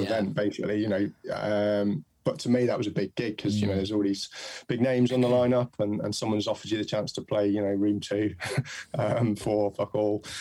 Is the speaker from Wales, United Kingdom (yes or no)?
yes; Mid Wales, United Kingdom; I was born in and brought up in Mid Wales